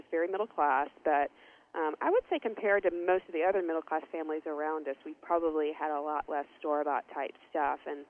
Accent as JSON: {"language": "English", "town": "Knoxville", "region": "Tennessee", "country": "United States", "tie": "born or raised there", "also_born_or_lived": "Chicago, Illinois", "said": "my family moved to Knoxville, Tennessee, which is 3 hours east of here, and again, a gorgeous part of the country to grow up"}